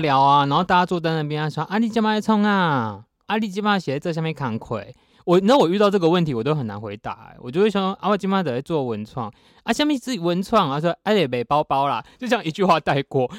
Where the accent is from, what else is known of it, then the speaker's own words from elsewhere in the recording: Taiwan; 我们就在台北读书嘛